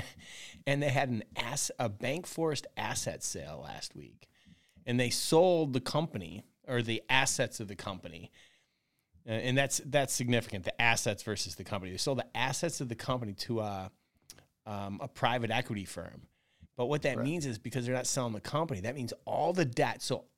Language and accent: English; Syracuse, New York, United States; Yeah, so I grew up in Syracuse, New York. Mom and dad and a brother, typical, you know, middle American family.